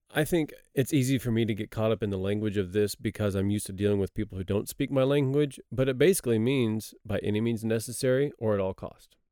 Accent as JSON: {"language": "English", "region": "Texas", "country": "United States", "also_born_or_lived": "Cambodia", "moved": "as an adult", "lives_now": "South Korea", "said": "I'm from Texas"}